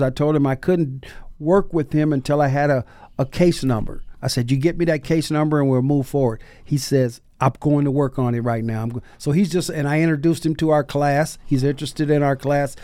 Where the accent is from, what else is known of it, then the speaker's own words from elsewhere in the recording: Bay Area, California, United States; now in Seattle, United States; when I was growing up in the Bay Area